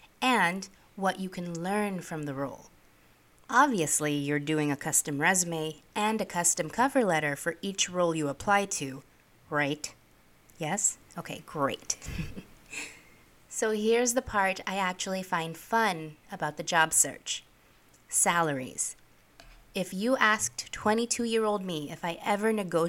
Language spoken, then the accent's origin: English; New York City, New York, United States; also born or lived in Philippines; I am an immigrant. I grew up in New York City